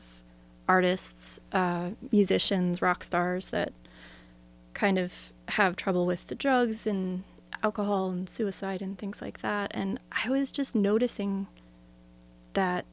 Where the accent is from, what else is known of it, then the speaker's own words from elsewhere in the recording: Philadelphia, Pennsylvania, United States; moved away as an adult; now in Portland, United States; when I was a kid growing up outside of Philadelphia